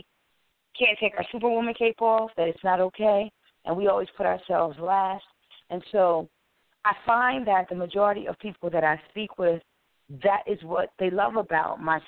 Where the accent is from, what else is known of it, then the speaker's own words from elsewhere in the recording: Wilmington, Delaware, United States; I'm from Wilmington, Delaware.